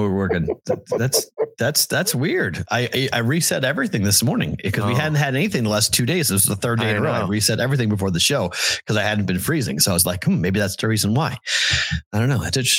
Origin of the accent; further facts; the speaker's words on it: Boston, Massachusetts, United States; now in Las Vegas, United States; you got a guy from Boston here who's your professor.